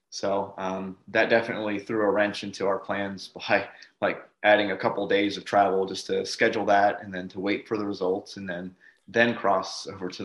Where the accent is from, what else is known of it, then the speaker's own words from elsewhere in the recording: Northeast, United States; We grew up in the Northeast